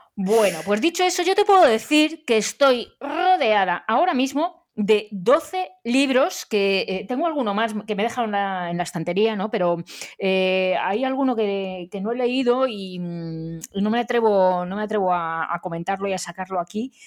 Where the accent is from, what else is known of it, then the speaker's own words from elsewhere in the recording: Madrid, Community of Madrid, Spain; yo como madrileña, eh, como buena madrileña